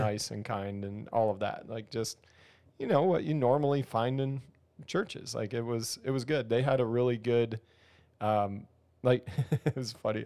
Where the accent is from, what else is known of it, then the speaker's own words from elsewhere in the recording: near Philadelphia, Pennsylvania, United States; now in Ohio, United States; I grew up near there, but I live in Ohio now.